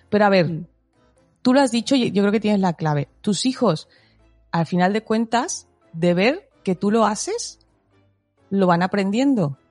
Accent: Mexico; now in Spain; Soy mexicana

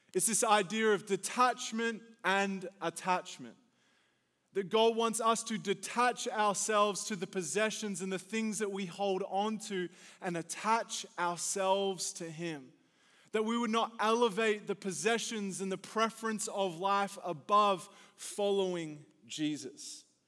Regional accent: Australia; moved away as an adult; now in United States; Growing up in Australia

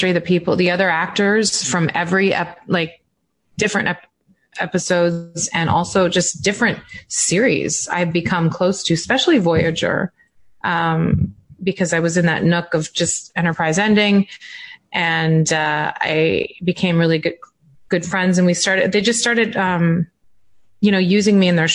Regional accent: Calgary, Alberta, Canada; moved away; I'm from Calgary. Like I used to live in Calgary.

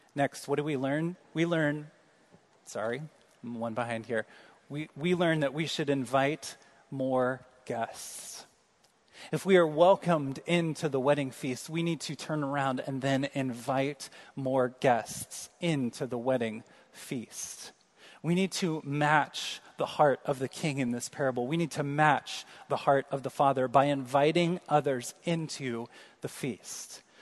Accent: Kansas City, Missouri, United States; moved away; I'm from Kansas City

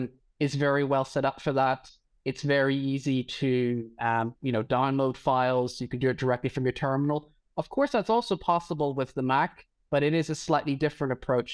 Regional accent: Northern Ireland, United Kingdom; moved away as an adult; now in Berlin, Germany; I'm originally from Northern Ireland, but I've lived in Berlin for about the last 8 years or so.

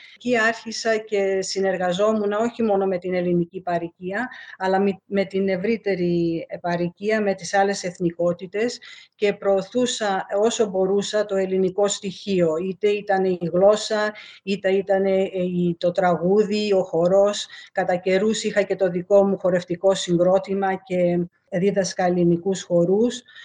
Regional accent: Melbourne, Victoria, Australia; born or raised there; also born or lived in Alexandria, Egypt / Lemnos, Greece (ancestry)

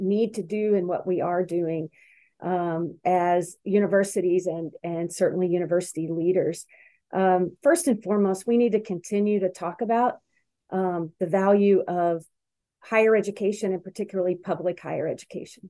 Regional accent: Louisville, Kentucky, United States; now in Wisconsin, United States; where I grew up in Louisville, Kentucky

